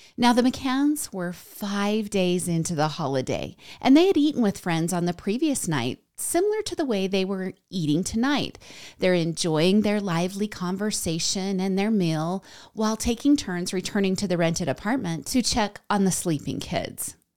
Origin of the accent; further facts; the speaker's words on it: United States; I'm American